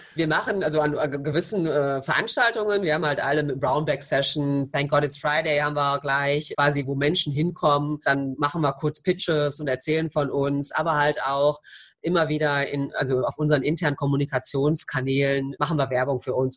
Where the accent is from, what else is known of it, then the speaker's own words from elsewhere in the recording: Croatia; Ich bin Kroatin